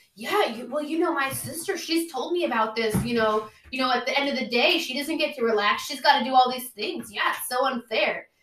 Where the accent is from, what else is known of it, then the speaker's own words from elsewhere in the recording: Oakland, California, United States; I'm from Oakland